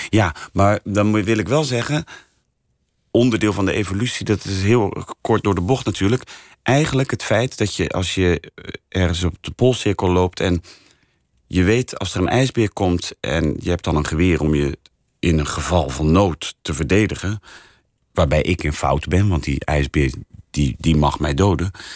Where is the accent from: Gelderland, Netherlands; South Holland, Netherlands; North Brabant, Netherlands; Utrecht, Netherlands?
South Holland, Netherlands; Rotterdam; now in Amsterdam, Netherlands; ik kom uit Rotterdam